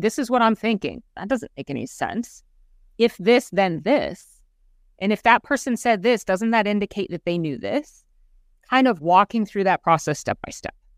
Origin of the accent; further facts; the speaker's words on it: Central Florida, United States; Born and raised in Central Florida